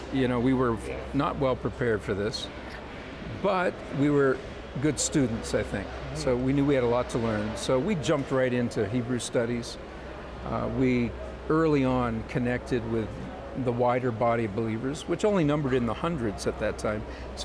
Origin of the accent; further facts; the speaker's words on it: Canada; now in Israel; You know, I came from Canada.